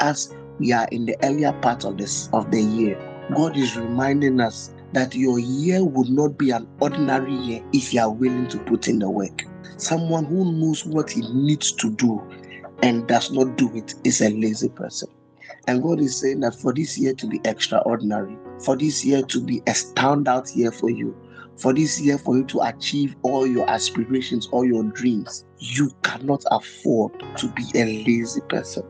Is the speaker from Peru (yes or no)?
no; Ghana; I'm a Ghanaian